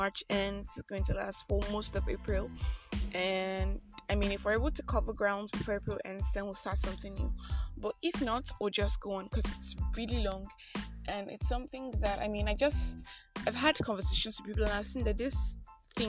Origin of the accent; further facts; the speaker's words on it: Nigeria; I am that Nigerian Christian